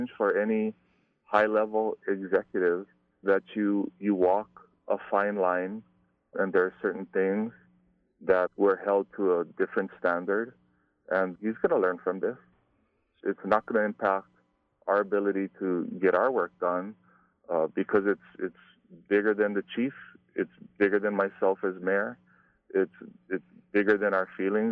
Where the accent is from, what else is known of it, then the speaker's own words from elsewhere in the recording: Hawaii, United States; growing up in Hawaii, we used to have Frank Dilima come to our schools